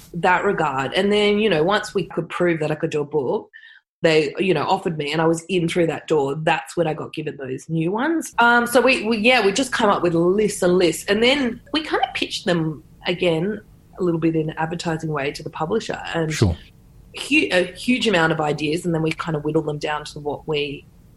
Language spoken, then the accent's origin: English; Sydney, New South Wales, Australia; also born or lived in Redfern, Sydney; I grew up on the North Shore